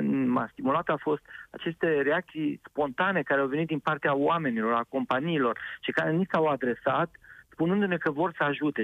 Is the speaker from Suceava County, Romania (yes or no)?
no; Orăștie Mountains, Hunedoara County, Romania; locurile de unde sunt eu născut, din Munții Orăștie